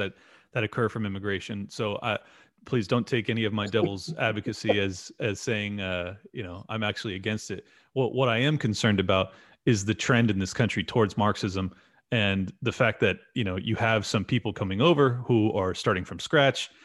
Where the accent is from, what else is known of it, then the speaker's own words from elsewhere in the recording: San Diego, California, United States; I'm born and raised in San Diego